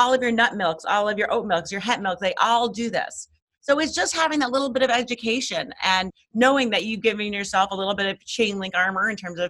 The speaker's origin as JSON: {"language": "English", "town": "New York City", "region": "New York", "country": "United States", "said": "I'm from Manhattan."}